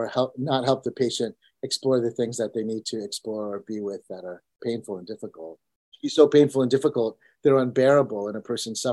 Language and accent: English; United States; also born or lived in India; I was born in India, and I came to America when I was only 2 years old